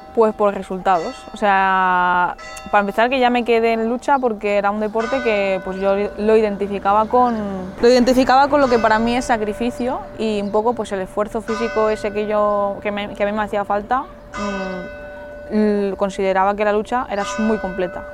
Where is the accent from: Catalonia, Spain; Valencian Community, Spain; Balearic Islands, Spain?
Balearic Islands, Spain; Mallorca; tengo 27 años, soy de Mallorca.